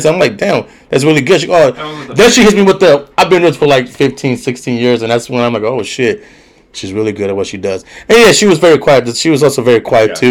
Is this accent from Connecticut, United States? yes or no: no; Cleveland, Ohio, United States; I am from Cleveland, Ohio